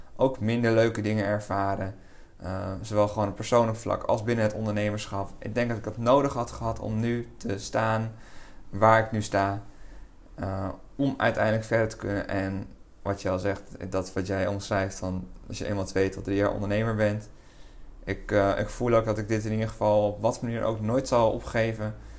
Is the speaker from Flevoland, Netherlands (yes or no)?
yes; Lelystad, Flevoland, Netherlands; ik kom uit Lelystad. Daar eh, woon ik al mijn hele leven. ben ik opgegroeid en ook geboren